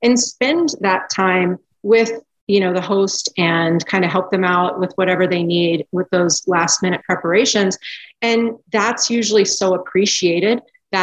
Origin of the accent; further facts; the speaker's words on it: South Florida, United States; I grew up in South Florida